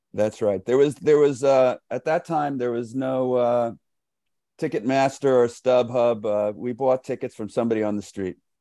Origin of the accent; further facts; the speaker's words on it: New York City, New York, United States; I grew up in New York City